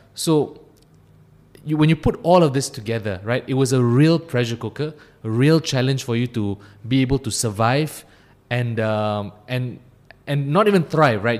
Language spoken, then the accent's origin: English; Ampang, Selangor, Malaysia; also born or lived in Cheras; I, I grew up in, uh, in Ampang. Um, then I moved to Cheras. So I've been in the Klang Valley for my entire life